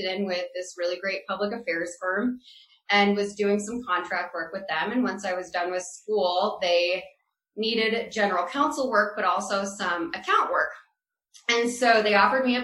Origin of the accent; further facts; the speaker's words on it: Iowa, United States; now in Colorado, United States; I am originally from Iowa, born and raised